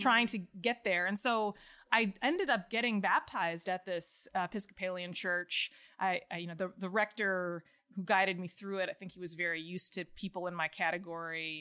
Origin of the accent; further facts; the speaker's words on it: outside of Chicago, Illinois, United States; moved away; I grew up outside of Chicago in a totally secular family.